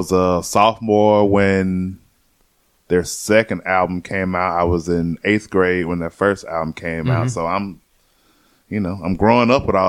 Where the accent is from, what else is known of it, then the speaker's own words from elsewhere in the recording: Atlanta, Georgia, United States; moved away as an adult; also born or lived in Tallahassee / Jacksonville; I love growing up in Atlanta, man.